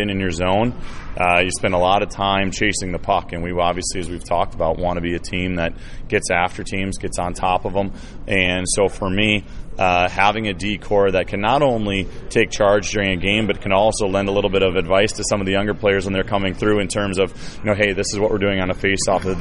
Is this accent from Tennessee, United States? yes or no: no; Milwaukee, Wisconsin, United States; now in Indianapolis, United States; I'm from Milwaukee